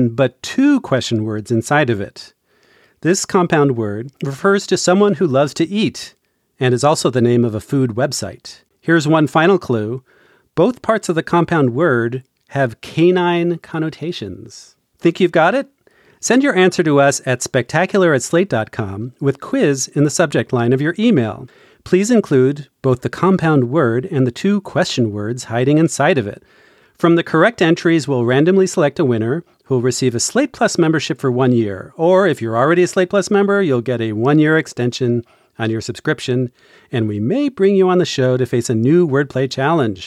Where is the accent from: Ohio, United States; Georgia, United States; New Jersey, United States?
New Jersey, United States; Hunterdon County; I grew up a bit north of there in Hutterdon County.